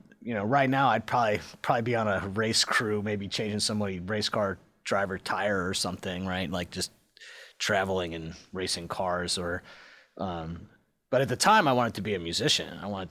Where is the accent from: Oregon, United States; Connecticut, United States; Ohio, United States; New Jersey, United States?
Ohio, United States; Cincinnati; Cincinnati, Ohio. The internet thinks I'm from Phoenix or something.